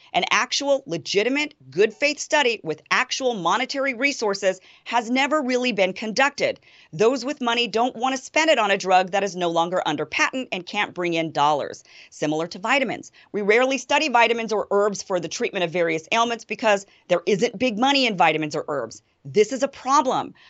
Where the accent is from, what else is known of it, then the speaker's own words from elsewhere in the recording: Idaho, United States; my home state of Idaho